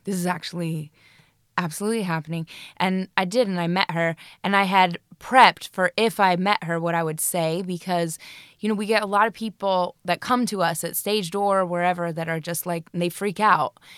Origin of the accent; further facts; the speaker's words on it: Colorado, United States; moved away as an adult; now in United Kingdom; I'm from Colorado, and my mother is a hippie, and, you know, we took bucket showers when we were growing up.